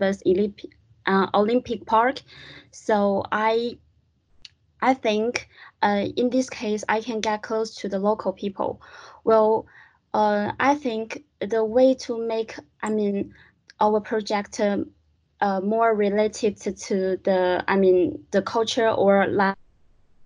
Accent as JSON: {"language": "English", "country": "China", "moved": "as an adult", "lives_now": "London, United Kingdom", "said": "I come from China."}